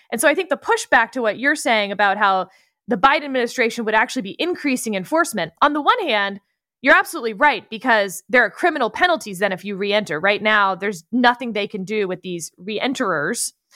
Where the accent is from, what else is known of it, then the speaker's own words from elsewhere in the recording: Texas, United States; I'm a Texan